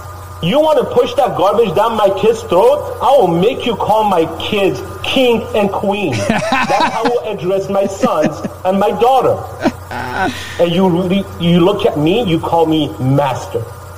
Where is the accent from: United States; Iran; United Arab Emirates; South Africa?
Iran; moved away; I grew up in Iran as a Christian.